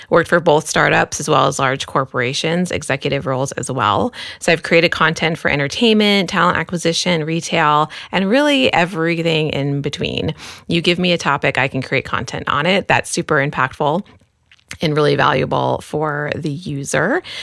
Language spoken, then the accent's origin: English; Queens, New York, United States; born there; also born or lived in El Paso / Dallas / California; now in San Francisco Bay Area, United States; um, I was born in Queens, New York, and we met in El Paso, Texas.